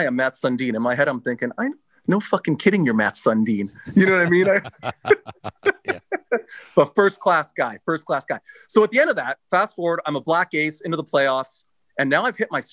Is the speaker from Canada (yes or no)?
yes; Vancouver, British Columbia, Canada; I'm from Vancouver